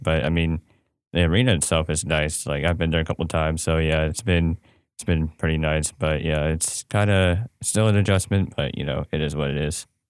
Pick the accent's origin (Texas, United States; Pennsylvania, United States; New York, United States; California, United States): California, United States; Bay Area; moved away; come from the Bay Area